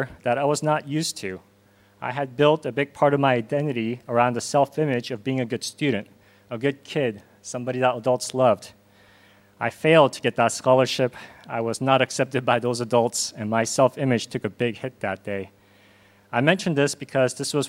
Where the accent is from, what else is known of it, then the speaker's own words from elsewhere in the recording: Southern California, United States; moved away as an adult; also born or lived in Korea / Hong Kong; now in South Korea; I was born here in Korea, but moved to Los Angeles with my parents when I was 6 and grew up in Southern California